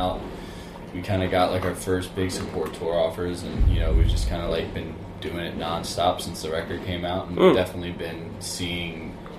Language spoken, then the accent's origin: English; New Orleans, Louisiana, United States; we grew up in New Orleans, Louisiana.